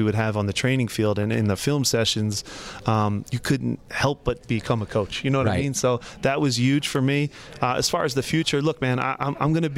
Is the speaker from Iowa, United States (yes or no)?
no; Philadelphia, Pennsylvania, United States; Philadelphia. It's my hometown